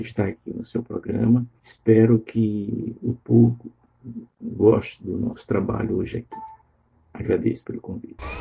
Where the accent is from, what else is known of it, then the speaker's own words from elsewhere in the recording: São Luís, Maranhão, Brazil; moved away as an adult; also born or lived in Fortaleza, Ceará; eu sou maranhense. Eu nasci num, é, numa fazenda de tios no interior do Maranhão, e início dos anos 60, e, e, e em seguida fui morar na capital, em São Luís, onde fiz o jardim de infância